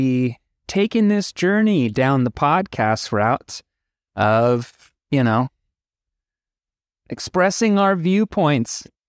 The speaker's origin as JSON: {"language": "English", "region": "Florida", "country": "United States", "tie": "born or raised there", "said": "And I was born and raised out of Florida."}